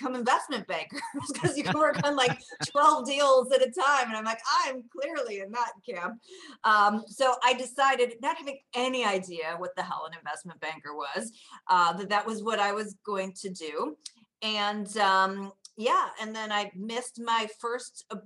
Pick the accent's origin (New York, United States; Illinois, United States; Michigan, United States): Illinois, United States; Chicago; I grew up in the north suburbs of Chicago.